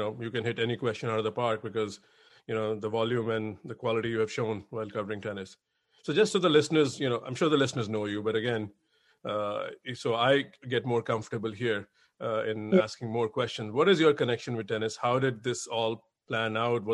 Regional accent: India; now in United States; I'm an Indian, but now based in US with a US citizenship

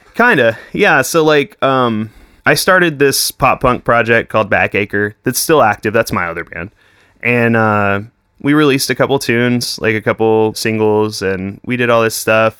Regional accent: Weatherford, Texas, United States; I grew up in Weatherford.

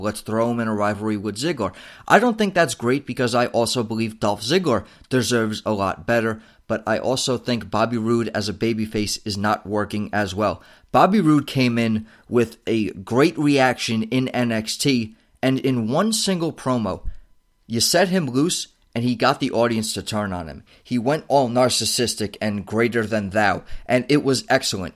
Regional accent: United States; as an American viewer

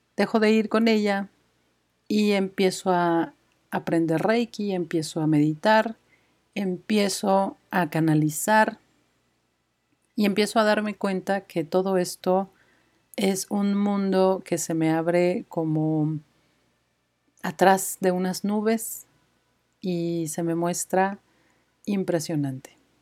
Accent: Mexico City, Mexico; moved away as an adult; now in Guadalajara, Mexico; soy de Ciudad de México

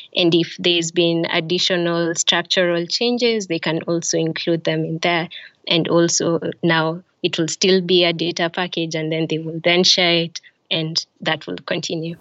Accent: Kenya; now in Tallinn, Estonia; I am Kenyan and my family is currently based in Tallinn, Estonia.

